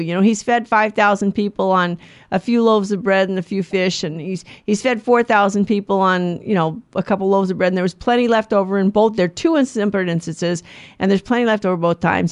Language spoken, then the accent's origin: English; United States; I'm an American